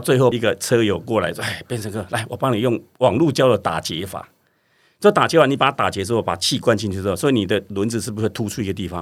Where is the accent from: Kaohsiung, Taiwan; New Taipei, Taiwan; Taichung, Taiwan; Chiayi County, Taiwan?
Chiayi County, Taiwan; Budai; moved away; 那嘉义的那个布袋就是我的故乡